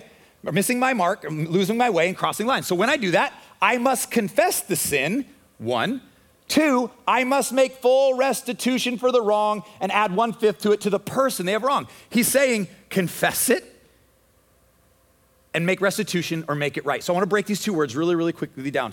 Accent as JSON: {"language": "English", "country": "United States", "said": "as American Christians"}